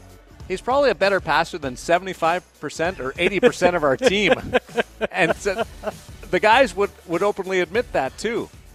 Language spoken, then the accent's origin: English; Canada; me being a Canadian